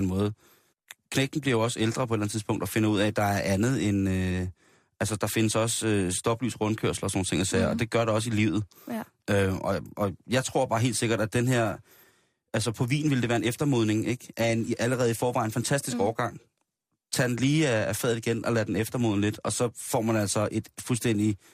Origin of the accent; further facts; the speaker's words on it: Denmark; vi som danskere